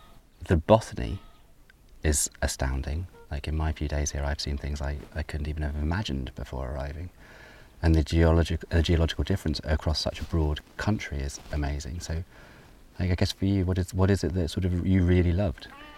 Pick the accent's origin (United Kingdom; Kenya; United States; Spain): United Kingdom